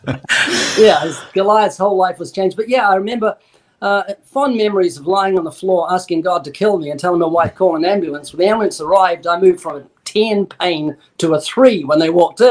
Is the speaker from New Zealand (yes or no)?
yes; New Zealand; I'm New Zealander